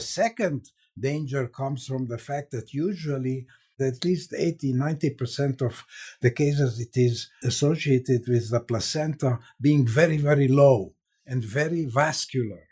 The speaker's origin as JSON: {"language": "English", "region": "Transylvania", "country": "Romania", "tie": "born or raised there", "also_born_or_lived": "Hungary / Israel / Cleveland, Ohio", "moved": "yes", "said": "I was born in Hungary, grew up in, uh, Transylvania, which is part of Romania"}